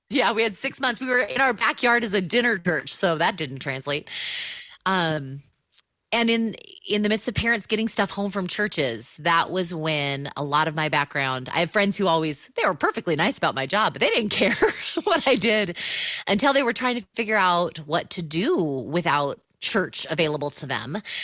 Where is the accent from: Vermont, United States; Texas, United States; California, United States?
California, United States; Southern; moved away as an adult; also born or lived in Chicago area; I'm a Southern Californian, and, uh, have spent all my life here, minus five years, uh, in the Chicago area